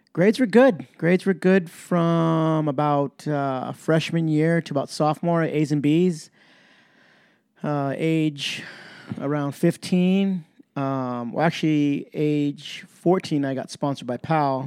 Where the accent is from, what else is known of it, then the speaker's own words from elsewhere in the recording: Campbell, California, United States; Winchester and Campbell's Skate Park were being built in my, my hometown